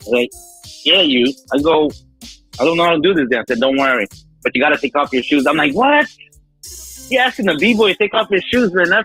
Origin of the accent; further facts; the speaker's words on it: Philippines; me being Filipino, we got that Latin touch